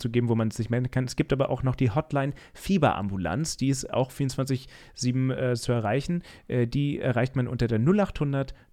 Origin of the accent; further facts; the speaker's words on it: Mainz, Rhineland-Palatinate, Germany; weder in dem Gesundheitsamt in Rheinland-Pfalz oder in Mainz, wo wir oder wo ich herkomme.